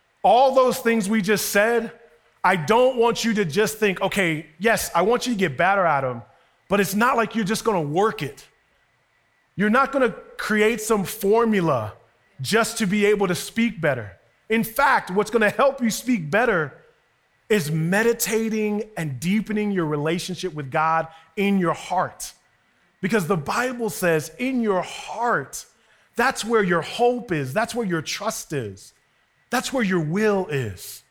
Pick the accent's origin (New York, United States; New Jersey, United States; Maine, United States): New York, United States; Westchester; when you grew up in Westchester